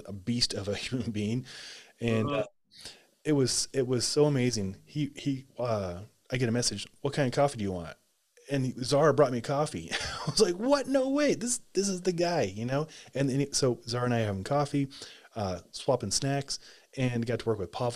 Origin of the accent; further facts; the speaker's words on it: Nebraska, United States; moved away; I'm from Nebraska originally